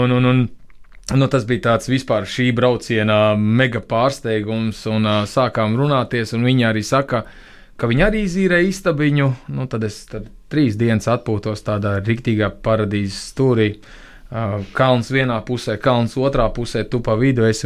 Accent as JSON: {"language": "Latvian", "town": "Tukums", "country": "Latvia", "said": "bet pilsēta no kurienes - tukums"}